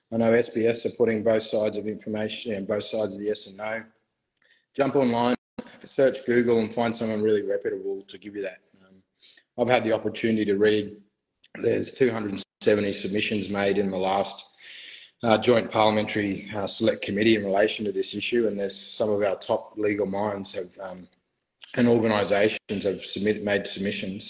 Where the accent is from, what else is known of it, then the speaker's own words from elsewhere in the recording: Australia; I grew up in Australia